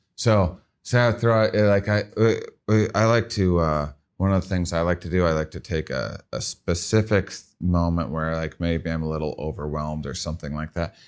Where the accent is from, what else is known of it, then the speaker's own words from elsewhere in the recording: Midwest, United States; I'm from the Midwest, um, and, uh, kind of a smaller town upbringing